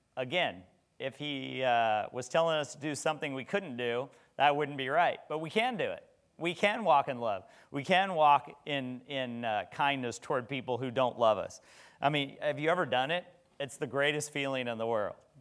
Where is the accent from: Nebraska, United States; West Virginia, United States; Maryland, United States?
Nebraska, United States; moved away; I was from Nebraska